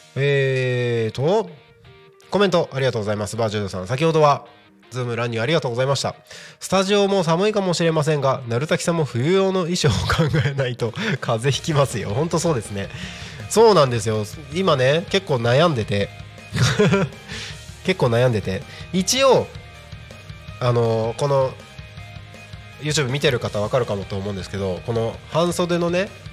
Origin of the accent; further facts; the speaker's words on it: Tohoku, Japan; moved away as an adult; now in Tako, Japan; 東北生まれで冬大好き雪大好き